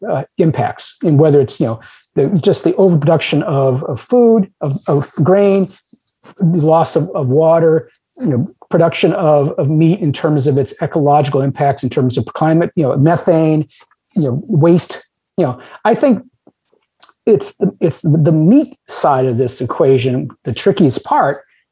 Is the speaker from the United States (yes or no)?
yes; United States